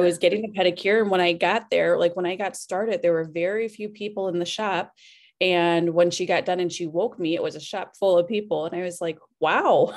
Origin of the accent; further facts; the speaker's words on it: Cedar Rapids, Iowa, United States; I am from right here, Cedar Rapids, Iowa. Born and raised